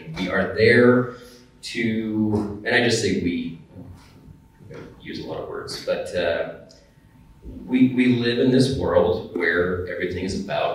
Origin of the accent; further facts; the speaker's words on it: United States; also born or lived in Idaho, United States / Oregon, United States; growing up in Idaho and in Oregon, and the forest was just there